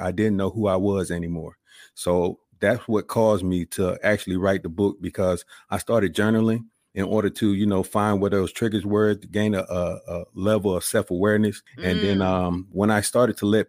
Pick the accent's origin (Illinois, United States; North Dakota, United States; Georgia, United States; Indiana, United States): Georgia, United States; Columbus; moved away as an adult; I'm originally from Columbus, Georgia. Joined the military, spent 21 years in the service